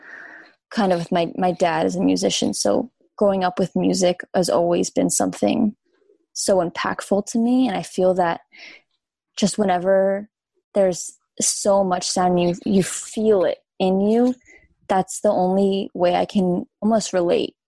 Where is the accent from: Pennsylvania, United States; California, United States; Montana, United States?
Pennsylvania, United States; Newtown; Newtown. That's where I'm from.